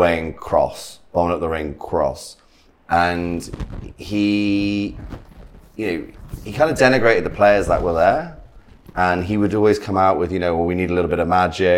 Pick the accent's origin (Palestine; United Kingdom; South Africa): United Kingdom; Birmingham, West Midlands; I'm from Birmingham